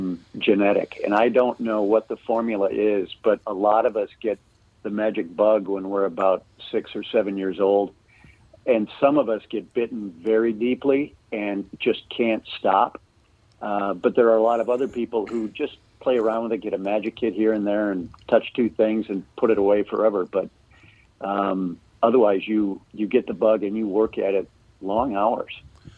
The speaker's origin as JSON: {"language": "English", "town": "Ely", "region": "Minnesota", "country": "United States", "tie": "born or raised there", "said": "I was born in the Twin Cities, and then I went to high school up in Ely, Minnesota."}